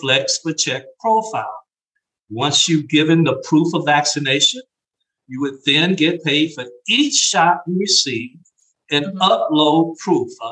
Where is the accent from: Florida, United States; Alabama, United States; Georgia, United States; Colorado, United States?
Alabama, United States; Gadsden; moved away as an adult; also born or lived in Nashville, Tennessee / Houston, Texas; I grew up in Gaston, Alabama